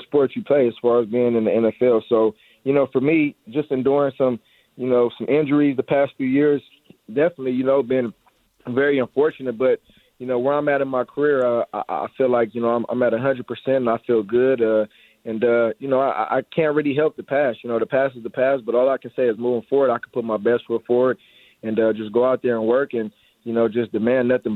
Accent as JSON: {"language": "English", "town": "Long Beach", "region": "California", "country": "United States", "tie": "born or raised there", "moved": "as an adult", "said": "to be back in my hometown and, you know, man, just excited about the future, man, that it brings here in L.A."}